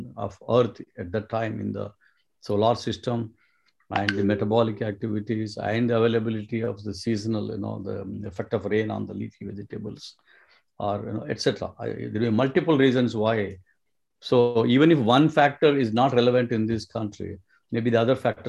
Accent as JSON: {"language": "English", "town": "Karimnagar", "region": "Telangana", "country": "India", "tie": "born or raised there", "also_born_or_lived": "Hyderabad, India", "moved": "as an adult", "lives_now": "United States", "said": "my hometown in Karimnagar, there is a river, Godavari."}